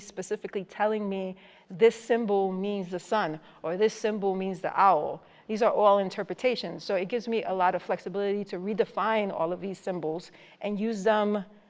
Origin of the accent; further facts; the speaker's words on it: New York City, New York, United States; also born or lived in Puerto Rico; I grew up in the Bronx. I was born in Puerto Rico. I grew up in the Bronx. I'm not that old, but I'm not that young.